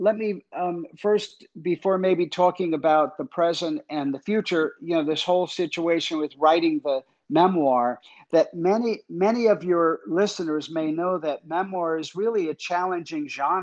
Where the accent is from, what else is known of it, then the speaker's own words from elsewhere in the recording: Jersey Shore, New Jersey, United States; my mom was a single parent. She left my dad and we moved from North Jersey to the Jersey Shore